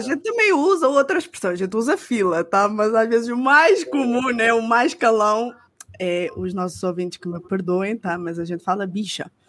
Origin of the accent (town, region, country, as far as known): Portugal